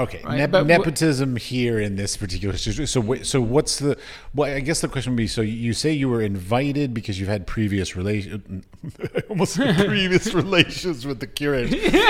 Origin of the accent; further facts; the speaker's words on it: United States; I'm American.